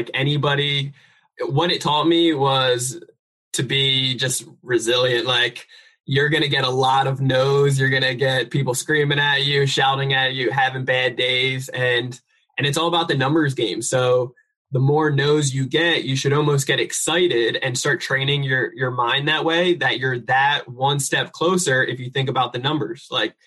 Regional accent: New Jersey, United States; now in San Diego, United States; I'm originally from New Jersey. I live out here in sunny San Diego, California

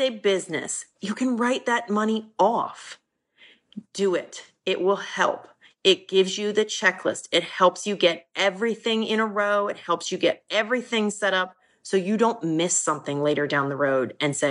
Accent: Central Virginia, United States; I'm from Central Virginia

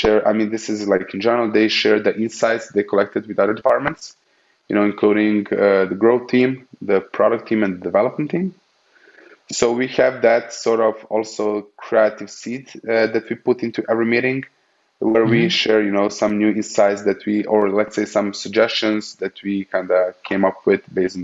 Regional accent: Austria; you know, we are from Austria, so we work in the Central Eastern time zone

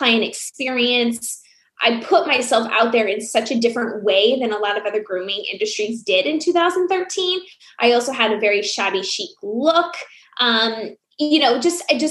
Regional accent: Iowa, United States; moved away; also born or lived in Phoenix; growing up in Iowa

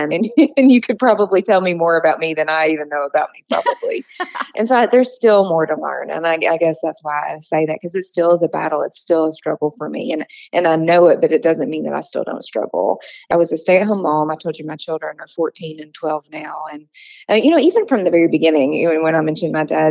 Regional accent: Kentucky, United States; I'm born and raised in Kentucky

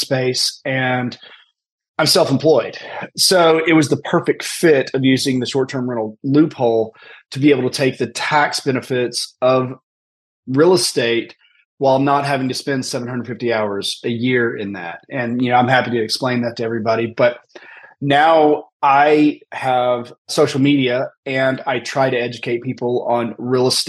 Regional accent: Tennessee, United States; also born or lived in Birmingham, Alabama / Washington, D.C.; I grew up here in Tennessee

